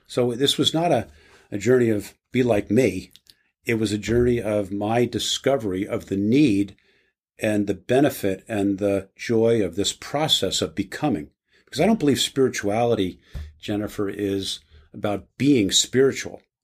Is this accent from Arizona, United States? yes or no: no; New Jersey, United States; I was raised in New Jersey in a small town Catholic community